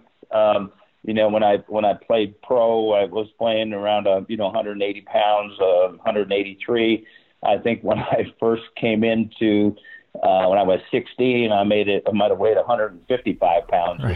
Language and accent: English; Ottawa, Ontario, Canada; moved away; I grew up in Ottawa, so I was playing minor hockey there